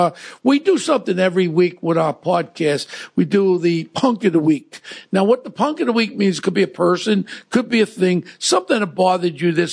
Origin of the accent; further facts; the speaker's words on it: New York City, New York, United States; I grew up in Ozone Park with Gotti and Scopo and all these characters with Paul Savino.